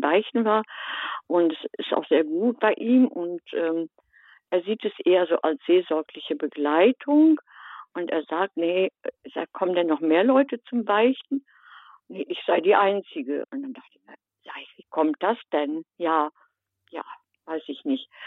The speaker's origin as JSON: {"language": "German", "country": "Germany", "tie": "born or raised there", "moved": "yes", "said": "ich komme gebürtig aus dem Bistum Münster"}